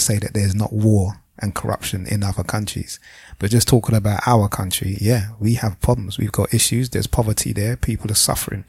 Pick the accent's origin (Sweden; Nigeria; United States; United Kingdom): Nigeria; we as a culture or we as Nigerian people don't need therapy.